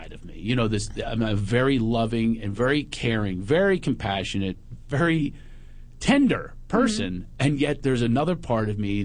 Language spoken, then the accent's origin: English; Philadelphia, Pennsylvania, United States; moved away; also born or lived in West Hollywood; I'm from Philly